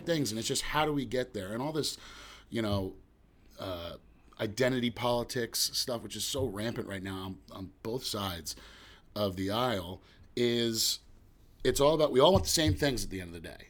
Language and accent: English; West Orange, New Jersey, United States; I was lucky enough to grow up in my hometown in West Orange in Jersey